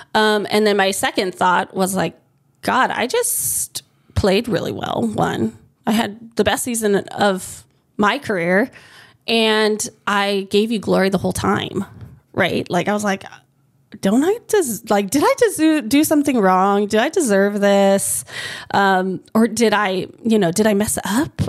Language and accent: English; United States; moved away as an adult; now in Hawaii, United States; where I grew up, um, like my high school, there was my family and one other family that was Filipino.